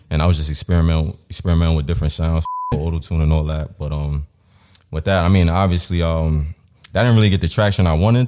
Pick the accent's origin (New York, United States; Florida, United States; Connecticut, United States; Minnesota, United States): New York, United States; I was born and raised in New York